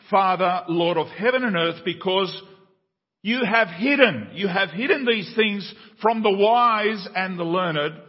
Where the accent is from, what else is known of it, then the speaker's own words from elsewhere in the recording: Paraguay; Paraguay has been, the country where I was born in South America